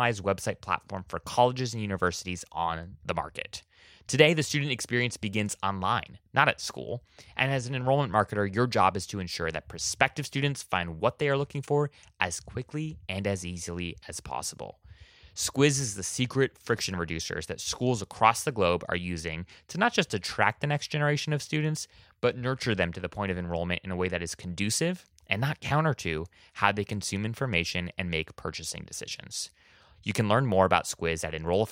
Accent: Oahu, Hawaii, United States; now in Washington, D.C., United States; I actually was born and raised in Hawaii, actually, on Oahu

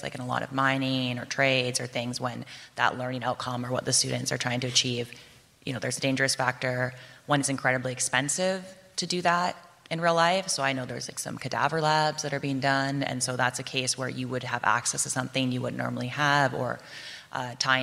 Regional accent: Canada; I'm from Canada

